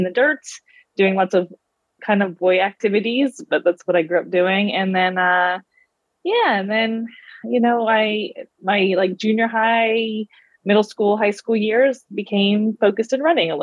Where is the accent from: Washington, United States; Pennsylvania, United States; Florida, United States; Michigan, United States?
Pennsylvania, United States; Pittsburgh; I grew up in the Pittsburgh, Pennsylvania area